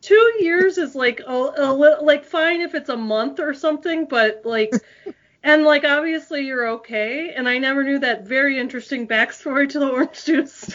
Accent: South Florida, United States; moved away; I grew up in South Florida

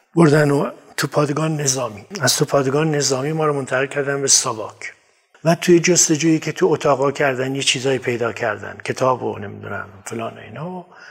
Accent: Kermanshah, Kermanshah Province, Iran; من در کرموشا به دنیا اومدم

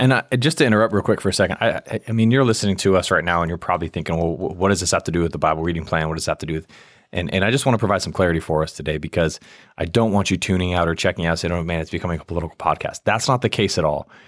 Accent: United States; my status as a Christian is what, it matters more than my status as an American

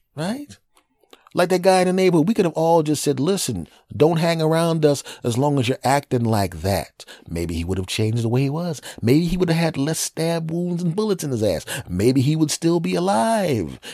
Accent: Villanova, Pennsylvania, United States; moved away; my hometown of Villanova, uh, in, in Philadelphia

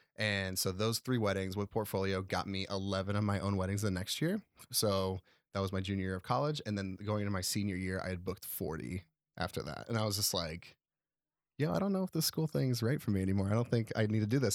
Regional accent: Chicago area, Illinois, United States; also born or lived in Nebraska; now in Chicago, United States; even though I was from the area, I wasn't from Chicago

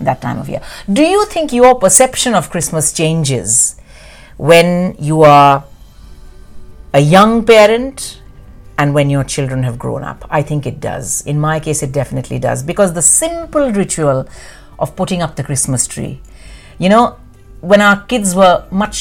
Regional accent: India; moved away; in India, growing up in India

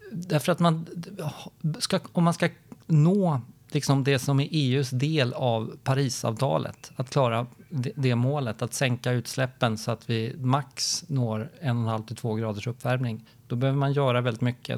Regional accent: Gothenburg, Västra Götaland, Sweden; din och min hemstad Hans, Göteborg

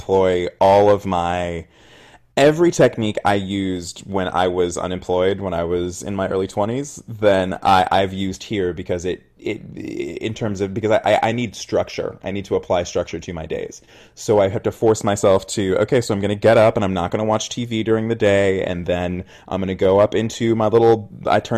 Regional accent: Oakland, California, United States; I grew up in the Bay Area. I'm from Oakland

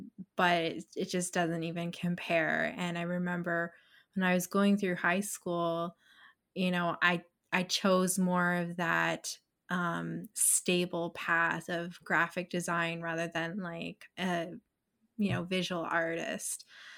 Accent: Stony Creek, Ontario, Canada; also born or lived in Burlington; I'm originally from Stony Creek, but lived in Burlington for a while.

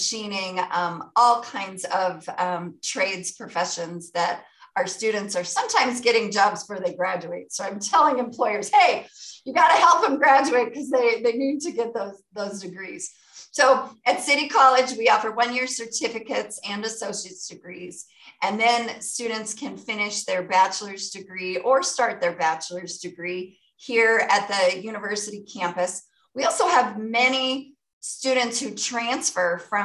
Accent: Dillon, Montana, United States; now in Billings, United States; growing up in Dillon

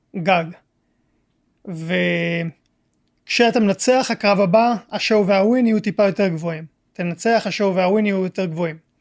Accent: Israel; also born or lived in France; עליתי לארץ בגיל חודשיים, ואז חזרנו לגור בצרפת גיל 4 אה, עד 5, ומאז אה, הייתי בארץ

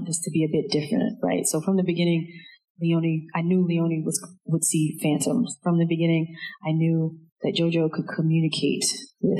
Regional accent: DeLisle, Mississippi, United States; the population of DeLille, of my hometown.

